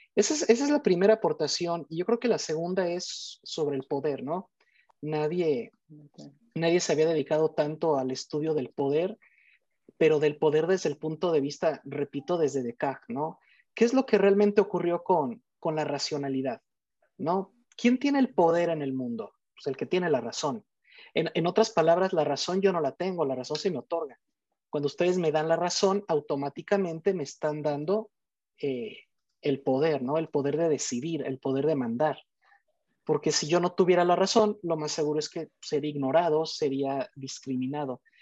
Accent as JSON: {"language": "Spanish", "town": "Morelia", "region": "Michoacán", "country": "Mexico", "said": "soy de México, de la ciudad de Morelia"}